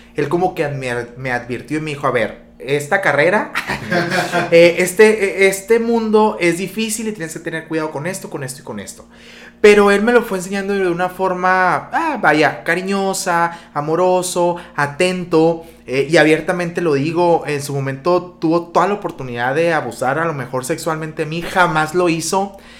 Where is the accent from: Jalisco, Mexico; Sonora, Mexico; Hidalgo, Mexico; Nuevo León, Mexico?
Sonora, Mexico; Magdalena de Kino; moved away as an adult; now in Hermosillo, Mexico; soy originario de Magdalena de Quino